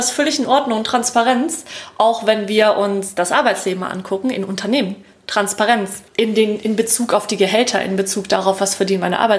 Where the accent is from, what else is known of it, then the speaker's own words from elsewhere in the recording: Lake Constance area, Germany; am Bodensee, ne? Mhm. aus der Gegend, wo ich herkomme.